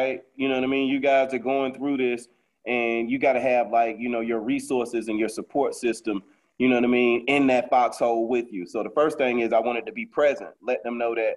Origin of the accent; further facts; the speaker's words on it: Fort Lauderdale, Florida, United States; I'm from Lauderdale